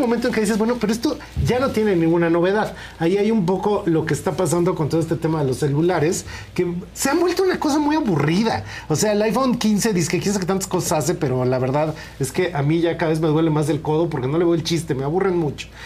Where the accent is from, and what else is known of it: Mexico